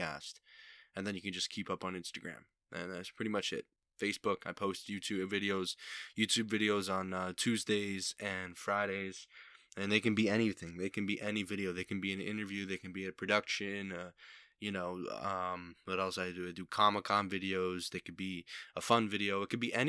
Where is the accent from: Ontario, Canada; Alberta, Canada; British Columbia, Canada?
Ontario, Canada; Niagara Falls; Niagara Falls, my hometown